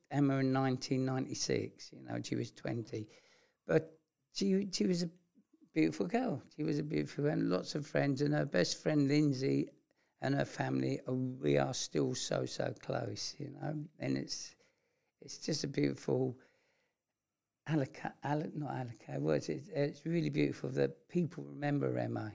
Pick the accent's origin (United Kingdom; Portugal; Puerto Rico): United Kingdom; London; accent: London; my London accent